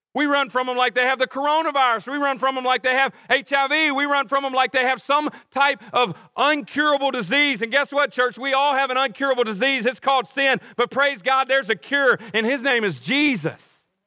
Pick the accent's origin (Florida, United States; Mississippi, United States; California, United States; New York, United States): Mississippi, United States; Cleveland; moved away as an adult; now in Oxford, United States; Cleveland. That's where I grew up